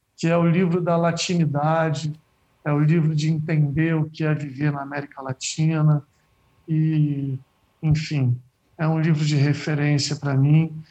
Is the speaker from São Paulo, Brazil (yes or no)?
no; Rio de Janeiro, Brazil; Eu sou da Praia da Macumba